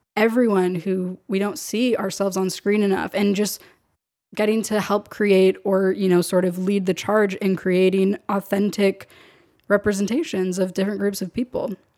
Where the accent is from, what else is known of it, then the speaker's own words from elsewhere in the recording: San Diego, California, United States; moved away as an adult; now in Los Angeles, United States; I'm from San Diego. I was born and raised in San Diego my entire life.